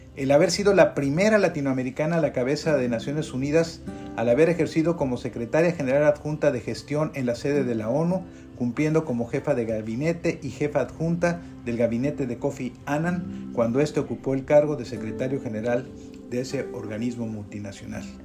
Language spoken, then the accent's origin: Spanish; Mexico; somos los mexicanos